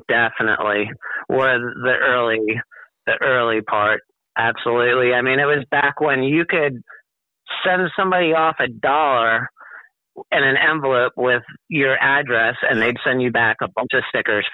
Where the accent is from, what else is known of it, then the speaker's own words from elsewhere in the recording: Long Island, New York, United States; moved away; originally I'm from Long Island, New York, and I grew up playing in the ocean and around the water for, you know, my whole childhood